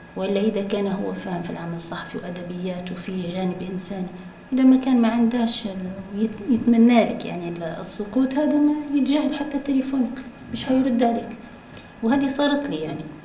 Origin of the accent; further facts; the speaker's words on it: Libya; accent: Libyan; بلهجتنا الليبية